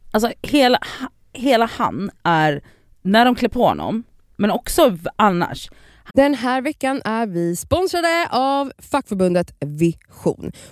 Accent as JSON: {"language": "Swedish", "town": "Nacka", "region": "Stockholm County", "country": "Sweden"}